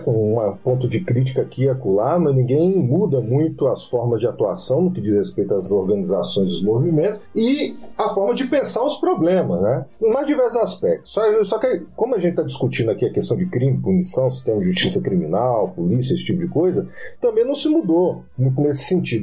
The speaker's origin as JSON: {"language": "Portuguese", "region": "Minas Gerais", "country": "Brazil", "said": "eu sou de Minas Gerais"}